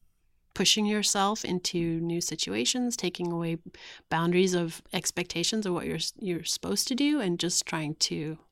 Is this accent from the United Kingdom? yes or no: no; South Africa; I'm actually writing a book about growing up in South Africa.